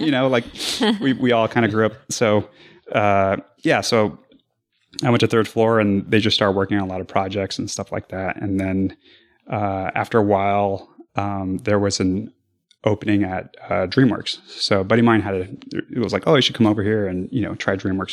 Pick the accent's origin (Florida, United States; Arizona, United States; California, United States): Arizona, United States; I'm from Arizona